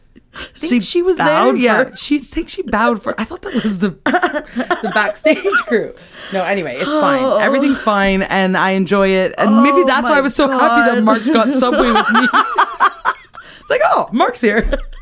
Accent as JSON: {"language": "English", "country": "United Kingdom", "said": "you can't really tell I'm British."}